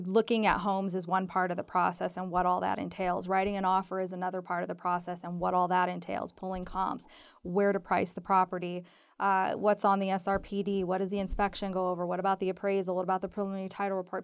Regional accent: Southern California, United States; moved away as an adult; now in Reno, United States; I'm from Southern California originally

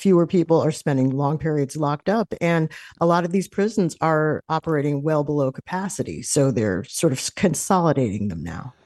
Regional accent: New York City, New York, United States; moved away; I'm originally from New York

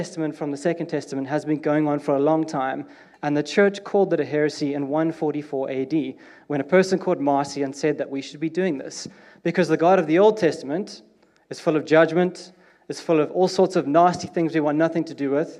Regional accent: South Africa; now in United Kingdom; I'm South African, and we are different

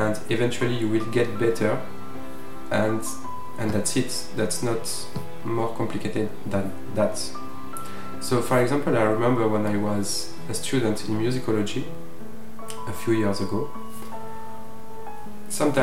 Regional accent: Provence-Alpes-Côte d'Azur, France; from Provence

